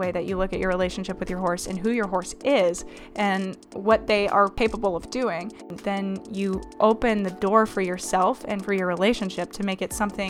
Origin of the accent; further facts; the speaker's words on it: Little Rock, Arkansas, United States; Yes, I was born and raised in Little Rock, Arkansas, and I decided when I was younger that I just was not a huge fan of the southern accent, so went ahead and opted to not have one.